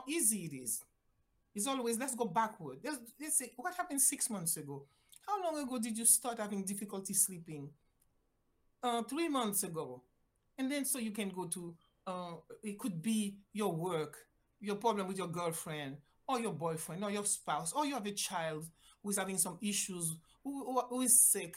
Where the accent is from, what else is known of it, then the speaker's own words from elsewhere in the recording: Haiti; English is a second language; moved away as an adult; also born or lived in Mexico / Jamaica; now in United States; I am originally from Haiti, decided I wanted to be a doctor, went to school in Mexico